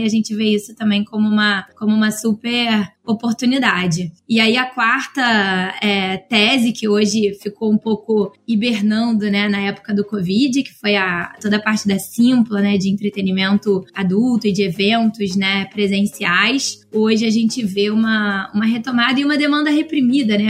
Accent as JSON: {"language": "Portuguese", "region": "Rio de Janeiro", "country": "Brazil", "said": "eu moro no Rio, né? Então, sou carioca"}